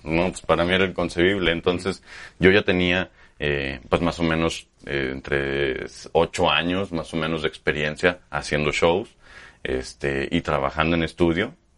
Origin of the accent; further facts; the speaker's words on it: Aguascalientes, Mexico; also born or lived in Monterrey / Zacatecas / Mexico City; Yo soy de aquí de Aguascalientes, aquí nací